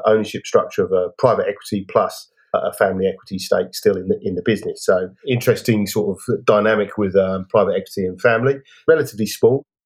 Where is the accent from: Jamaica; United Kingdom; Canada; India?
United Kingdom; England; moved away as an adult; now in Australia; I'm English